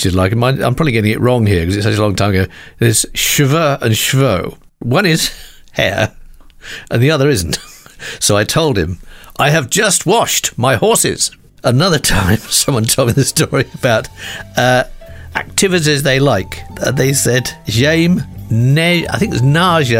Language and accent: English; United Kingdom; we Brits are renowned around the world for being terrible at languages